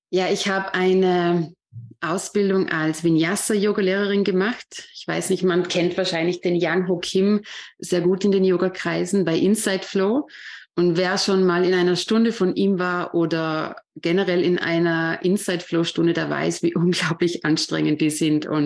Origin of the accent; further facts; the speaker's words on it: Vorarlberg, Austria; Ja, ich bin …, ich komme aus Vorarlberg, aus Österreich und ich bin 36 Jahre alt.